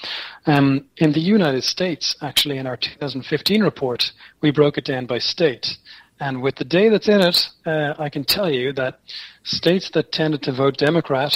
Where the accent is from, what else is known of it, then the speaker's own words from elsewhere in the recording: Ireland; Speaking as an Irishman